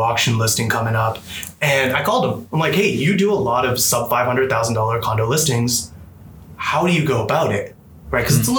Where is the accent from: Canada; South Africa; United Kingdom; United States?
Canada; Toronto, Ontario; now in British Columbia, Canada; because I was personally from Toronto initially.